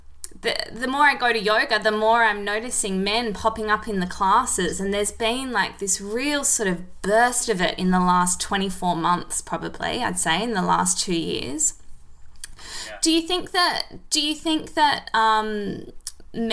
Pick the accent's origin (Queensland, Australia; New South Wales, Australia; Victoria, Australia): New South Wales, Australia; Sydney; I grew up in Bondi, so I've lived in Bondi my whole life.